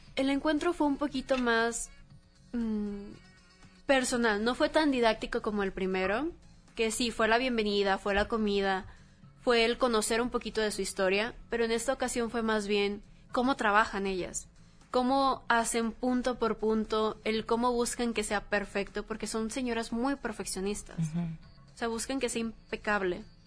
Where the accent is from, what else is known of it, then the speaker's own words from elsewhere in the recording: Mexico; toda la comunidad que tenemos como mexicanos